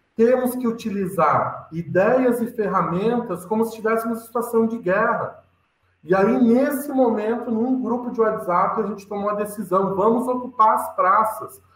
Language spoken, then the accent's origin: Portuguese; Lages, Santa Catarina, Brazil; Sou catarinense da Serra aí, catarinense, sou lagiano